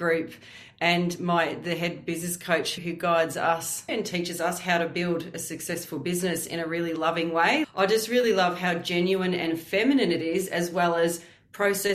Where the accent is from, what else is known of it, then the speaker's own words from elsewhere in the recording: Warragul, Victoria, Australia; moved away as an adult; also born or lived in Frankston, Melbourne / Western Australia; now in Surf Coast, Australia; I was born in Frankston in Melbourne, but I grew up in Warragul in Gippsland for most of my childhood until I was 18.